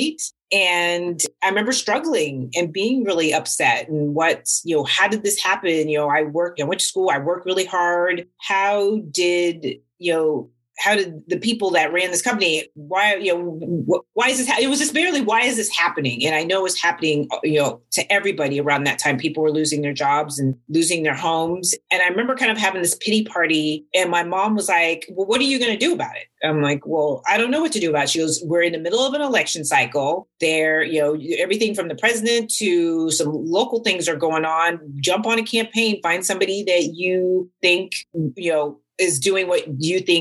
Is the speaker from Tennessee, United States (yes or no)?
no; San Rafael, California, United States; also born or lived in Washington, D.C. / Contra Costa County, California; although I was born on the East Coast, more of my memory and upbringing is in Northern California in San Rafael. So grew up in Northern California